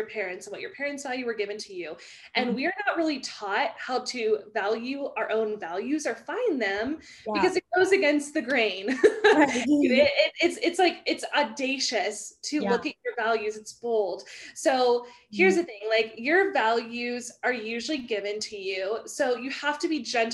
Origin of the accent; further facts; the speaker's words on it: the South, United States; I'm from the South. So I say y'all